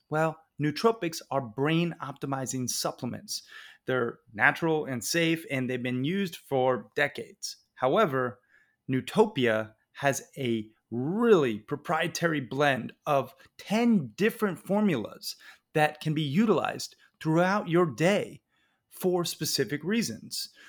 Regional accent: Red Lodge, Montana, United States; My hometown of Red Lodge

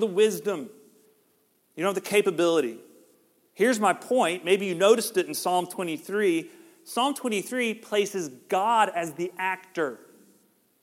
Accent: Georgia, United States; We're from Georgia

